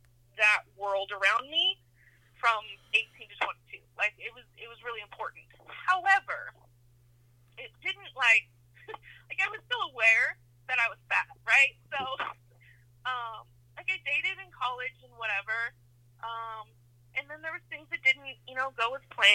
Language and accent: English; Idaho, United States; now in California, United States; I mean, I moved to California from Idaho.